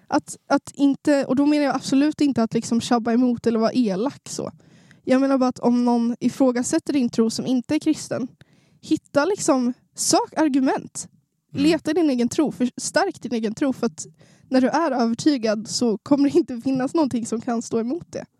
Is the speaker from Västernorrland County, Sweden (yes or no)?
yes; Sundsvall, Västernorrland County, Sweden; Jag är en norrlänning. Det kanske inte hörs på min dialekt, men jag är från Sundsvall